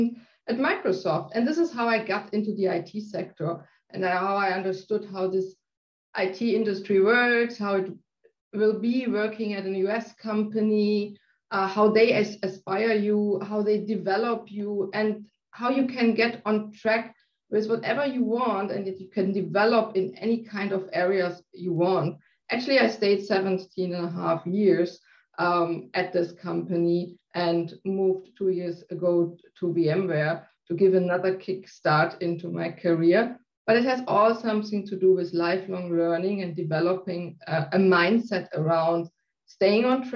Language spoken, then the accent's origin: English; South Germany, Germany; now in Hamburg, Germany; I'm living in Hamburg, north part of Germany. I'm not from this area. I was born in South Germany.